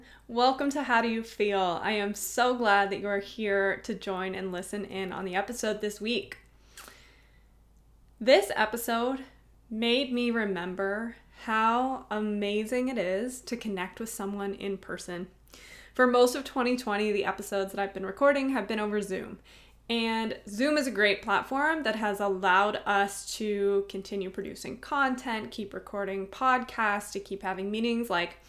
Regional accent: Cincinnati, Ohio, United States; Originally, Cincinnati is where I grew up.

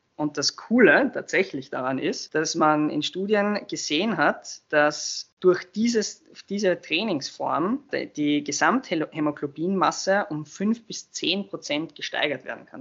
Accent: Austria; wir in Österreich

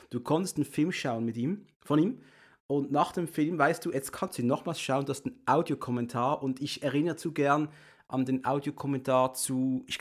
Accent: Switzerland; bin Schweizer, ich kann sonst nichts sagen.

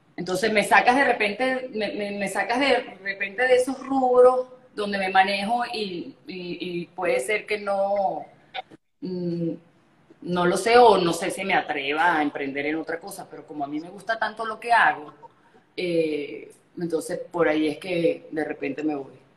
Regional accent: Margarita Island, Nueva Esparta, Venezuela; moved away; also born or lived in Caracas; yo me crié en Margarita, mi papá es cubano, mi mamá es mexicana, y cuando yo nazco, yo nací aquí en, en, Margarita, en, en Caracas

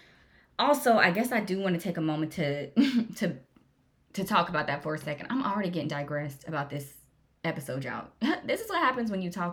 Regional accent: Jacksonville, Florida, United States; I was raised in Jacksonville, Florida, went to school there

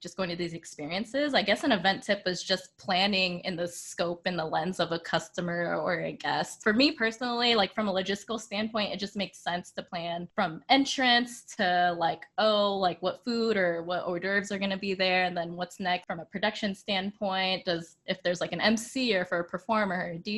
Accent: Sacramento, California, United States; moved away; back home, we're from Sacramento

